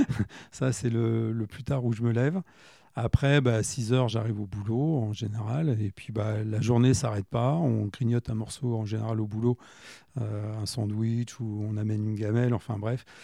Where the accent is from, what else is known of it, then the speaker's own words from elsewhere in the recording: Châteauroux, Centre-Val de Loire, France; je suis né à Châteauroux, j'avais une grande sœur